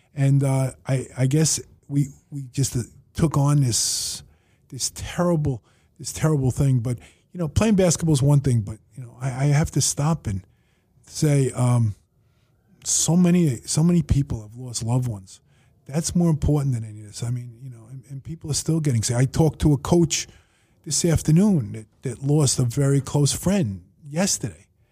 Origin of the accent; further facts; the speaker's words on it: New York City, New York, United States; I grew up in Woodhaven